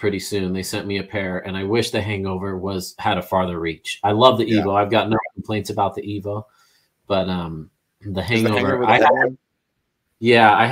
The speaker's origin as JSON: {"language": "English", "region": "Northern California", "country": "United States", "tie": "born or raised there", "said": "I grew up mountain biking in Northern California."}